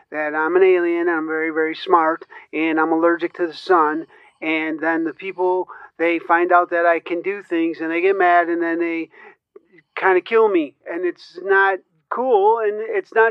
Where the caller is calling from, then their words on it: Elburn, Illinois, United States; I currently reside in uh, Elburn, Illinois.